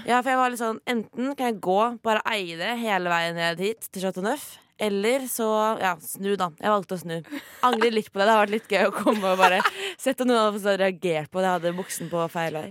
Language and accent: Norwegian; Oslo, Norway; jeg er jo fra Oslo